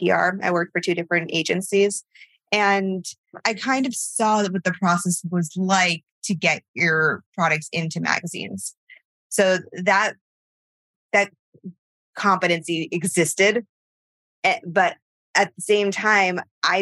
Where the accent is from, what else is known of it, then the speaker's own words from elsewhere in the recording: Connecticut, United States; where we grew up in Connecticut